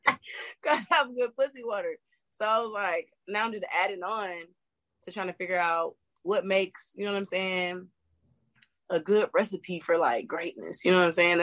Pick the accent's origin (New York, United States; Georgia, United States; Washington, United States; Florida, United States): Georgia, United States; Gwinnett; also born or lived in New Jersey; I'm from New Jersey, but I went to high school in Gwinnett, and that's in Georgia